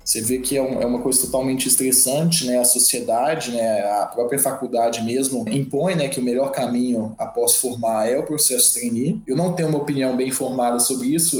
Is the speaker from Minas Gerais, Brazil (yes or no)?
yes; Belo Horizonte, Minas Gerais, Brazil; moved away as an adult; now in Cuiabá, Brazil; E eu sou natural de Belo Horizonte, de Minas